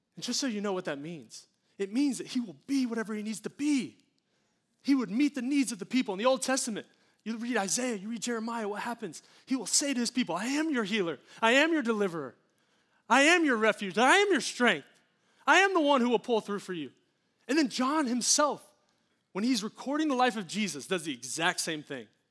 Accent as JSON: {"language": "English", "country": "United States", "said": "an American"}